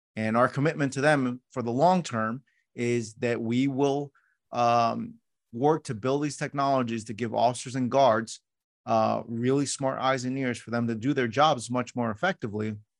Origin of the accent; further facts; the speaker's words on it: New York City, New York, United States; I was born in New York City